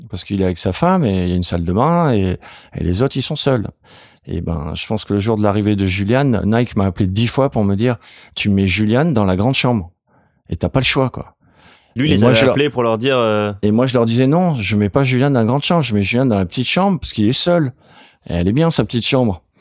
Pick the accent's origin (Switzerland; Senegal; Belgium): Senegal; Alors moi, je sais pas si c'est mon tempérament parce que j'ai grandi au Sénégal, je sais pas, ou c'est juste mon caractère.